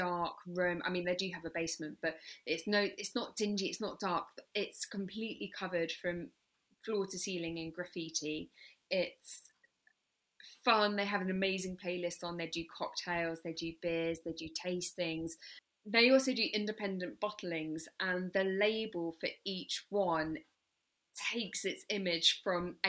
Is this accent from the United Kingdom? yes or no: yes; England, United Kingdom; now in Brighton, United Kingdom; I live in Brighton, so I'm a real English, as you could probably tell from my accent